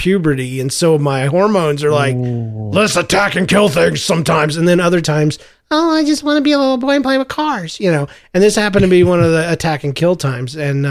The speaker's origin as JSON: {"language": "English", "region": "Missouri", "country": "United States", "said": "I just did that because I'm from Missouri and I've seen the signs on the side of the road."}